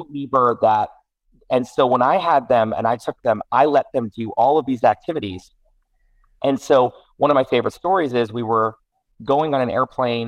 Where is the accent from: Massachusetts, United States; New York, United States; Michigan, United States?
New York, United States; New York City; I grew up in New York City and I was 8, 9, 10 years